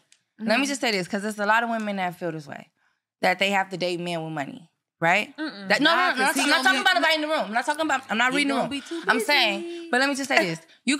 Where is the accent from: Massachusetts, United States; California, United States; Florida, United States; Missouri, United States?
California, United States; Los Angeles; I'm from LA.